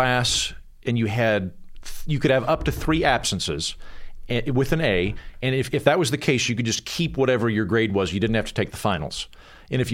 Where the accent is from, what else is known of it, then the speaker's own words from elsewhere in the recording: Edmond, Oklahoma, United States; moved away; I'm from Edmond, but I'm just outside of Edmond city limits.